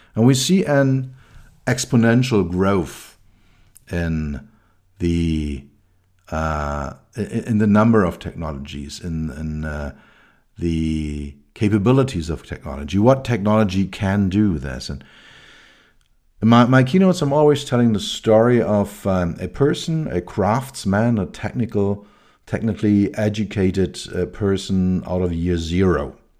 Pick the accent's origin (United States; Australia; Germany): Germany; Berlin; I grew up in West Berlin.